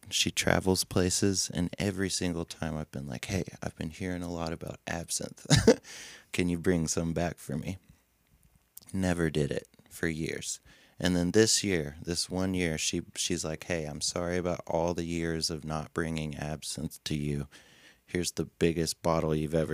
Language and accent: English; Cookeville, Tennessee, United States; moved away as an adult; also born or lived in Monterey, Tennessee; now in Nashville, United States; I grew up in Cookeville, Tennessee